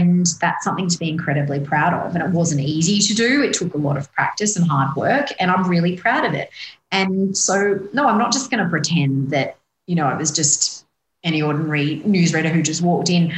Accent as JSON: {"language": "English", "town": "Sydney", "region": "New South Wales", "country": "Australia", "tie": "born or raised there", "said": "I grew up in Western Sydney"}